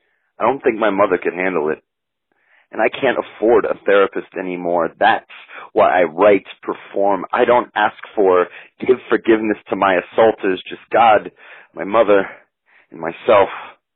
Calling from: Denver, Colorado, United States; I'm calling from Denver, Colorado.

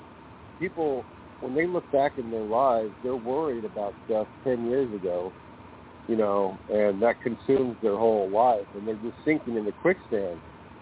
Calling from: California, United States; I'm calling from California.

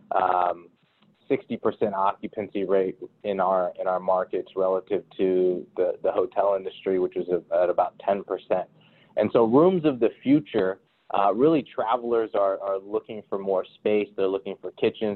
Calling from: Miami, Florida, United States; I'm calling in from Miami. I've, I've been here for the last three months.

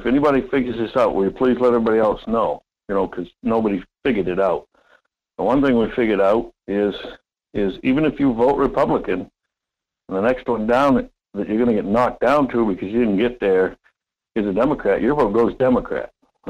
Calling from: Homer, Alaska, United States; Yeah, from Homer.

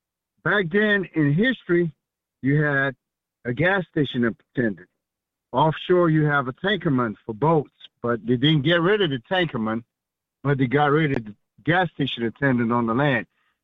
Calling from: New Iberia, Louisiana, United States; New Iberia, Louisiana.

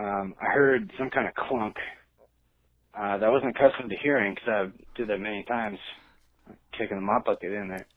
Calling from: Oregon, United States; from Oregon.

